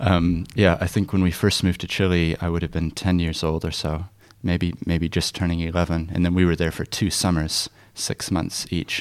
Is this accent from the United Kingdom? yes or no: no; Christchurch, Canterbury, New Zealand; I grew up in Christchurch and this became my home